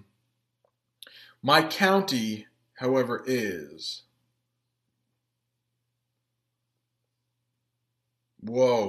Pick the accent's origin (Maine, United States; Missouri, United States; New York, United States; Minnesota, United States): Maine, United States; accent: Maine; first language English; a little bit of my main accent comes through sometimes